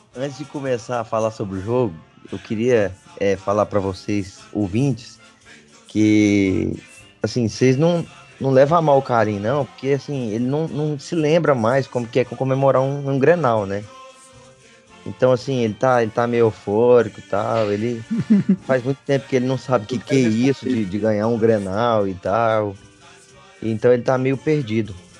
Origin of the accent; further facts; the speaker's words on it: Goiânia, Goiás, Brazil; a gente é de Goiânia, a gente, nossa cidade aqui respira o sertanejo. Desde pequeno a gente escuta